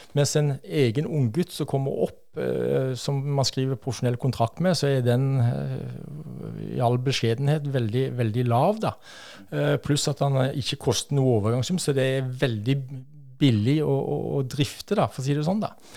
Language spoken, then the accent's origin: Norwegian; Asker, Akershus, Norway; also born or lived in Bryne, Rogaland; så ble jeg født på Bryne. og Vokste opp på Fjogstadfeltet på Hana